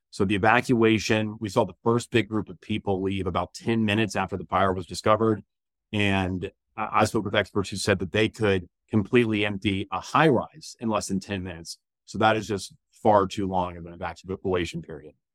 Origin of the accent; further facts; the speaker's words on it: Jacksonville, Florida, United States; moved away as an adult; also born or lived in Elon, North Carolina; now in Charlotte, United States; growing up in Jacksonville, Florida